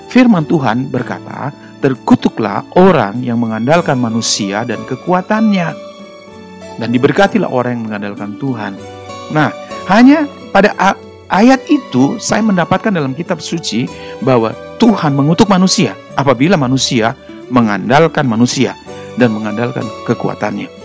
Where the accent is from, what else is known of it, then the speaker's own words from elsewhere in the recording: Surabaya, East Java, Indonesia; Saya ini arek Surabaya.